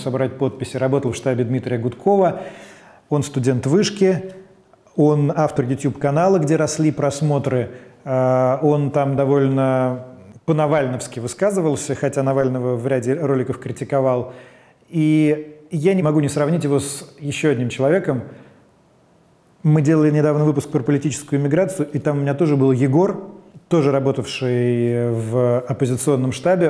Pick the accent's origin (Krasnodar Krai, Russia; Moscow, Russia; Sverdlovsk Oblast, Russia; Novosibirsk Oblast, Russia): Moscow, Russia; Я как гражданин, как человек – как москвич